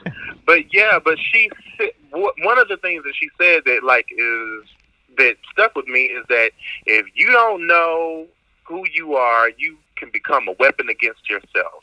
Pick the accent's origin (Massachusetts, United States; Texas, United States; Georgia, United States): Georgia, United States; Cartersville; moved away as an adult; also born or lived in Washington, D.C. / Atlanta, Georgia; now in Maryland, United States; I am from Cartersville, Georgia